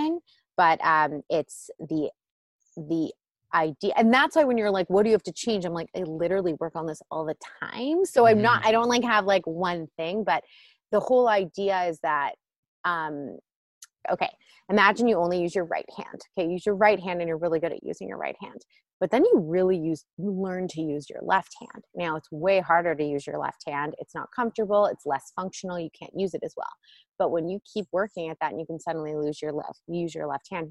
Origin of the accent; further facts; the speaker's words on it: Toronto, Ontario, Canada; also born or lived in Israel; now in Los Angeles, United States; I'm from Toronto originally. I haven't lived there since 2005